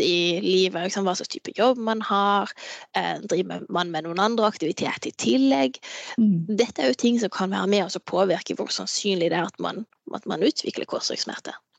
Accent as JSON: {"language": "Norwegian", "town": "Farsund", "region": "Agder", "country": "Norway", "also_born_or_lived": "Andenes", "moved": "yes", "lives_now": "Tromsø, Norway", "said": "Jeg kommer jo opprinnelig fra, fra Farsund"}